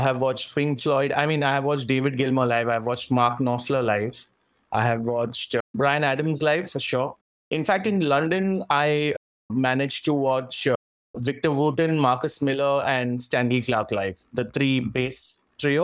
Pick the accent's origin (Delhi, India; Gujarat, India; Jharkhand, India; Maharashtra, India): Maharashtra, India; Virar; I'm from Bombay. Actually, a little on the outskirts of Bombay